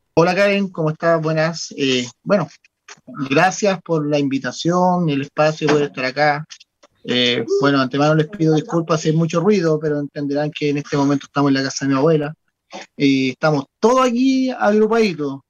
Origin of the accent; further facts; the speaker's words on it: Chile; como buen chileno